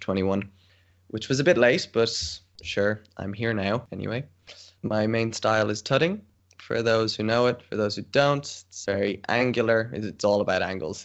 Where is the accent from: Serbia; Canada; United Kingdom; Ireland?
Ireland; moved away as an adult; now in Tilburg, Netherlands; I'm Irish, born in Ireland, currently in Ireland because of quarantine, but I'm based in the Netherlands